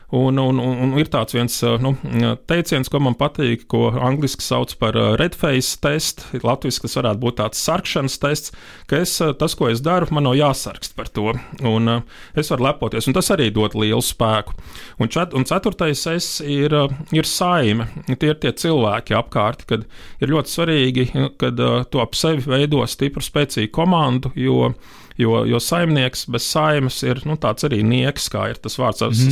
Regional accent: Valmiera, Latvia; moved away; Valmjerā, kas ir nu, mana dzimtā pilsēta

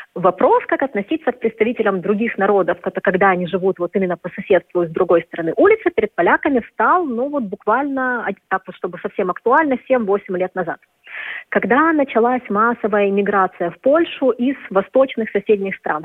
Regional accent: Kyiv, Ukraine; moved away as an adult; now in Warsaw, Poland; я киевлянка, это как-то, особенно вот в Киеве моего детства

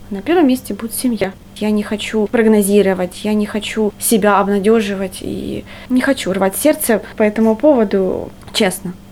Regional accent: Kharkiv, Kharkiv Oblast, Ukraine; moved away as an adult; now in Riga, Latvia; я же из Харькова

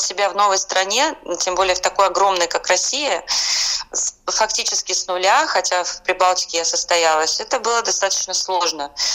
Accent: Estonia; now in Saint Petersburg, Russia; я родилась э, в Эстонии

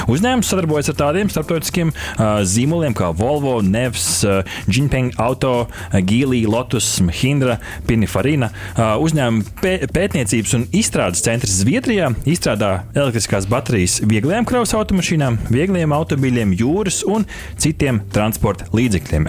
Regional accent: Latvia

